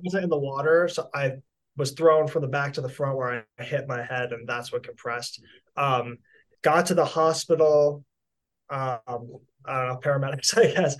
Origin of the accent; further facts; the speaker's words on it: Fort Lauderdale, Florida, United States; I'm from South Florida, Fort Lauderdale.